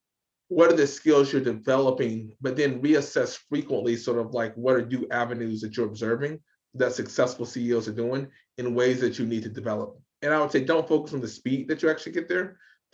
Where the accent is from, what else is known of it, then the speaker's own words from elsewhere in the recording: the South, United States; I grew up in the South, so I used to go to the shooting range a lot